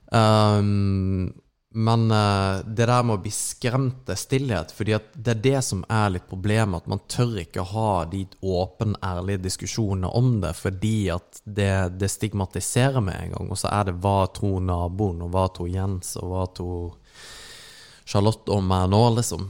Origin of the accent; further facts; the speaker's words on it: Norway; vi ble født i Norge